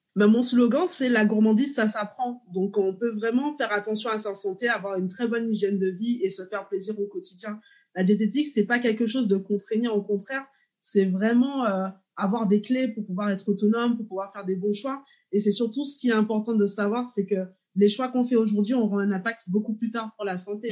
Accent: Martinique; je suis martiniquaise

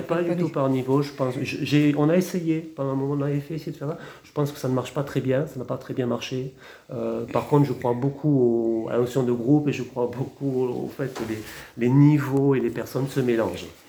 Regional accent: Montpellier, Occitania, France; moved away as an adult; also born or lived in Champagne-Ardenne / Marseille / Argelès-Gazost / Lourdes; now in Hautes-Pyrénées, France; je suis montpelliérain, mais je suis arrivé ici par amour

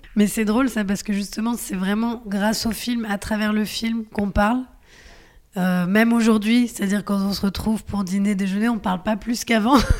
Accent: France; si je suis née en France, c'est parce que mes grands-parents sont venus à un certain moment

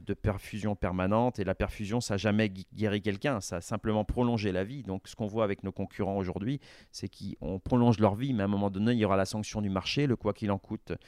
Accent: La Roche-sur-Yon, Pays de la Loire, France; also born or lived in Rennes; je suis originaire de Vendée, je suis né à La Roche-sur-Yon, comme mon père l'a été

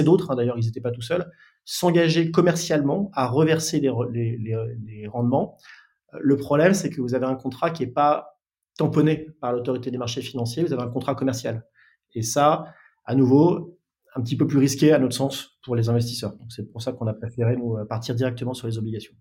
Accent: Lille, Hauts-de-France, France; now in Paris region, France; je suis originaire de Lille

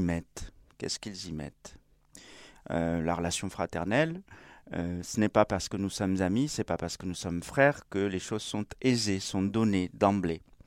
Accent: Spain; moved away; comme on dit chez moi en Espagne. Oui, j'ai pas dit je suis espagnol

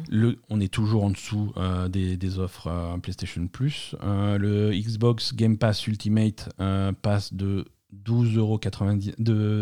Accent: France; chez nous en France

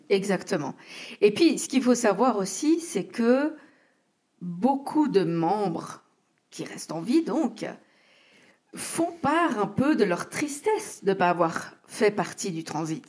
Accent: Geneva, Switzerland; en tant que genevoise

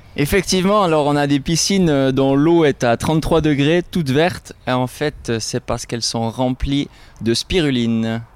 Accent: Switzerland; Chez nous, en Suisse

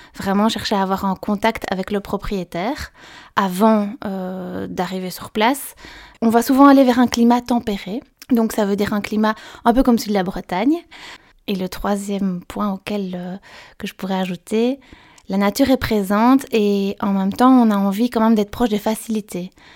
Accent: Belgium; je viens de Belgique

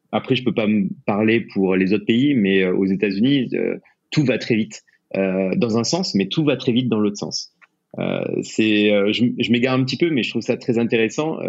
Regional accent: France; moved away as an adult; also born or lived in United States; en tant que Français

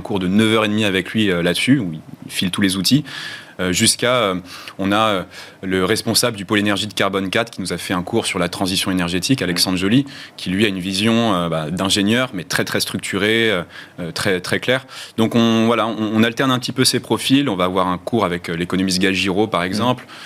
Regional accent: France; notre, ADN culturel en tant que Français

